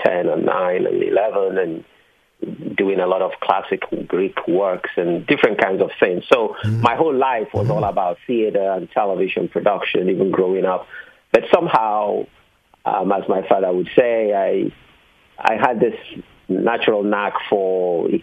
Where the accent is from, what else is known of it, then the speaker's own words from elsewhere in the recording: Southeast Nigeria, Nigeria; moved away as an adult; now in Silicon Valley, United States; I come from the Igbo ethnic group of Southeast Nigeria. And that's where I grew up, went to, you know, high school and undergraduate studies in Nigeria